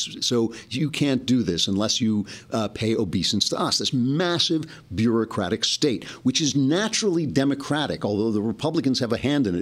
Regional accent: United States; now in Los Angeles, United States; I grew up 20 minutes outside of New York, and I had a New York sensibility.

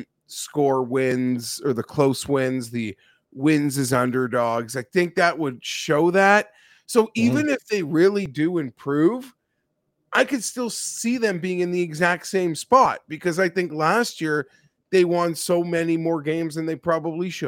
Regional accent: Toronto, Ontario, Canada; I am from Canada, from Toronto, born and raised.

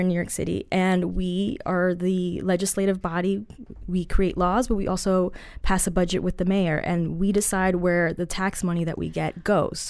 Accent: Colombia; I'm Colombian

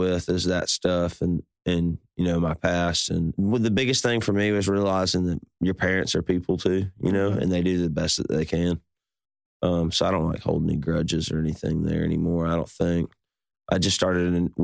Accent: Birmingham, Alabama, United States; I grew up in Birmingham, Alabama

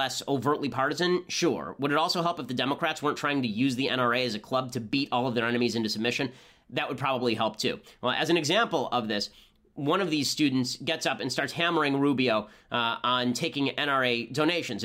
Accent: Los Angeles, California, United States; I'm from Los Angeles.

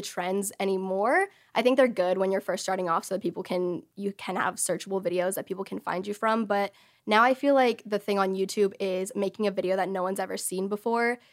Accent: Texas, United States; I grew up in Texas all my life, in the same city, same house

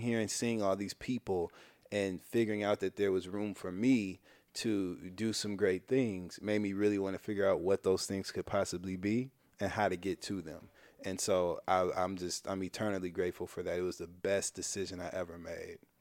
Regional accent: Midwest, United States; from the Midwest

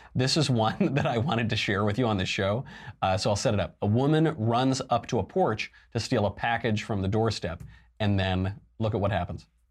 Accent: California, United States; my home state of California

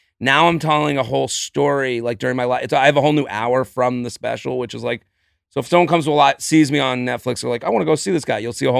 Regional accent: Needham, Massachusetts, United States; Outside of Boston.

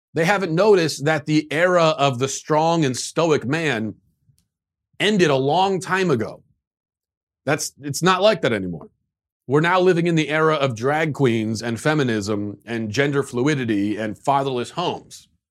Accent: United States; as an American

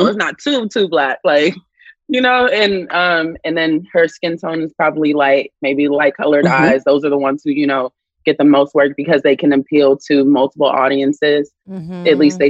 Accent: Compton, California, United States; also born or lived in Watts, Los Angeles; My roots, as far as what I know, is only Compton, California. So my family's from Watts. Like that's what I know of my ancestry.

